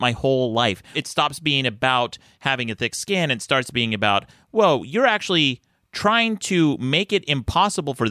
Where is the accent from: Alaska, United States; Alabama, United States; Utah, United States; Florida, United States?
Utah, United States; moved away; I grew up in Utah